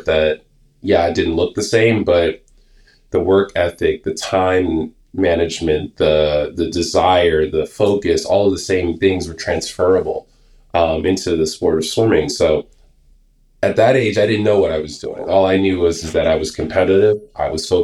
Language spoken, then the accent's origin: English; United States; I grew up in New York, in New Jersey area